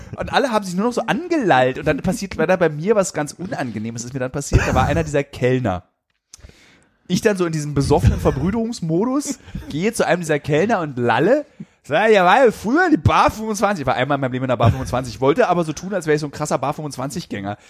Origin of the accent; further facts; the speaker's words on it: Berlin, Germany